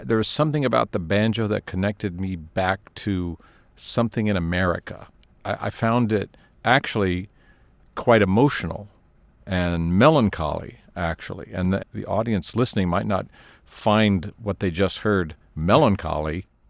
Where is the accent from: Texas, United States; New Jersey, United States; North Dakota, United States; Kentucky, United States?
Texas, United States; born there; I have Irish and Scottish and English roots, and I was born in Texas.